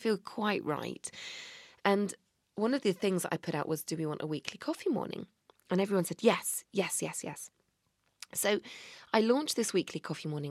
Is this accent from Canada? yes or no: no; Bristol, South West England, United Kingdom; I'm from Bristol